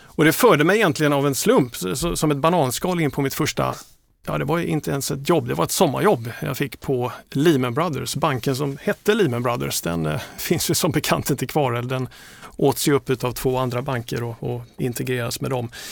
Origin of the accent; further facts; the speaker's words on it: Trelleborg, Skåne, Sweden; moved away as an adult; also born or lived in Gothenburg / Malmö; now in Stockholm, Sweden; är jag uppvuxen i Trelleborg